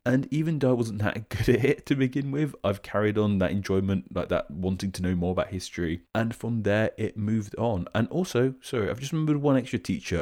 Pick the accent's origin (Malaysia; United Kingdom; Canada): United Kingdom; as a Brit myself